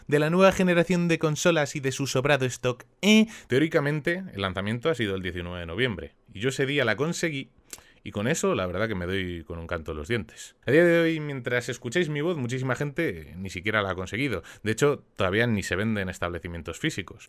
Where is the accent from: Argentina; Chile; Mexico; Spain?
Spain; en mi país